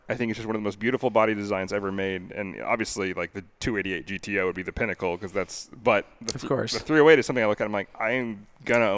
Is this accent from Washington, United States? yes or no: yes; Arlington, Washington, United States; I grew up in Arlington. Are you kidding? We had cows.